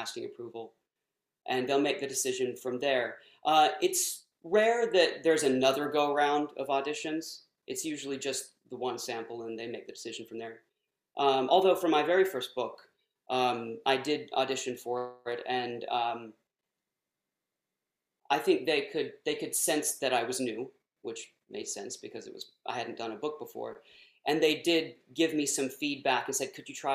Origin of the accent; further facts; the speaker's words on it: Texas, United States; accent: southern; I grew up in Texas, and so I can pull out the southern dialect pretty easily